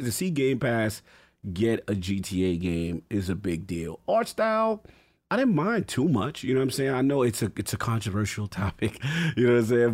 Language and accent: English; New York, United States; as a New Yorker